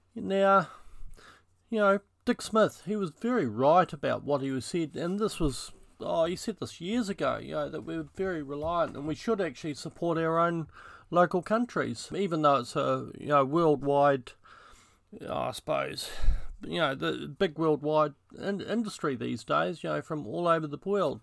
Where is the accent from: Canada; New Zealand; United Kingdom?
New Zealand; I grew up in New Zealand